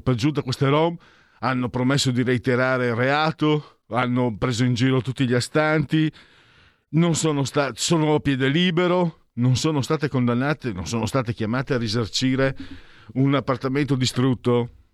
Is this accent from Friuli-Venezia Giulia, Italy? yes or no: yes; Friuli-Venezia Giulia, Italy; Io vengo dal Friuli